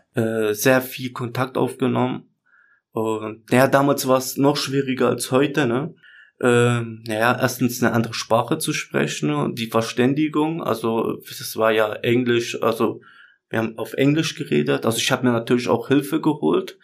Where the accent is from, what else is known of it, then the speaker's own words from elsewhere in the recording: Germany; also born or lived in Chemnitz; ich bin hier geboren, ich kenne die Kultur, also ich habe hier meinen Freundeskreis